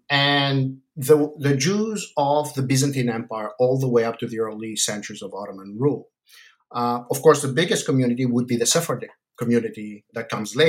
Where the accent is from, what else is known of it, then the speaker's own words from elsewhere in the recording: Athens, Attica, Greece; English is a second language; now in United States; So I'm originally Greek from Athens, but I did all my studies in the United States.